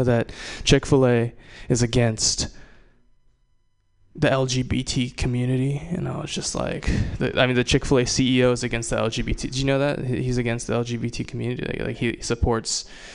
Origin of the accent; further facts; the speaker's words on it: Hawaii, United States; I'm not from Jersey. I'm from Hawaii. I'm Japanese